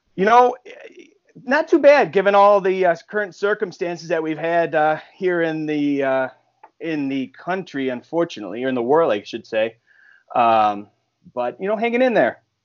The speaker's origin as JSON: {"language": "English", "town": "Buffalo", "region": "New York", "country": "United States", "tie": "born or raised there", "said": "when I grew up in Buffalo uh, back in the early 2000s"}